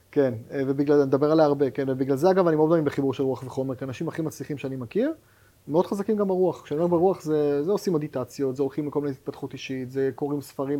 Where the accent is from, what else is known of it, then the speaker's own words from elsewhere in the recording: Haifa, Haifa District, Israel; אני חיפאי במקור